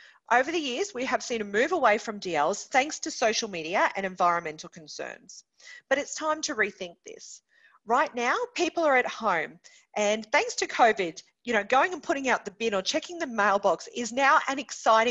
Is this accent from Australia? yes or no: yes; Townsville, Queensland, Australia; My hometown of Townsville, we absolutely love the Cowboys Rugby League Club